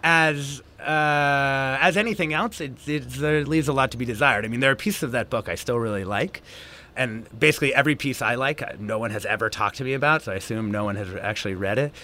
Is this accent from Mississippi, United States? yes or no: no; Southern Washington State, United States; when I was growing up in Southern Washington State